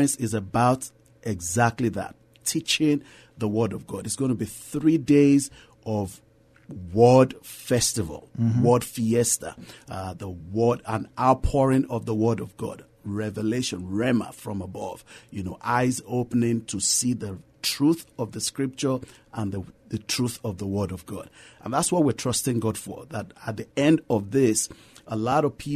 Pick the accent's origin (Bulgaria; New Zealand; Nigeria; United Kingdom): Nigeria; moved away as an adult; now in San Antonio, United States; I'm originally from Nigeria